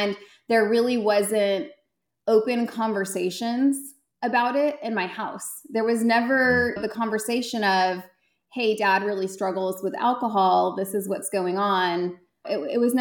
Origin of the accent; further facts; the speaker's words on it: Central Valley, California, United States; moved away as an adult; also born or lived in Connecticut; now in Dallas-Fort Worth, Texas, United States; I grew up in California. I grew up in Central California, the Central Valley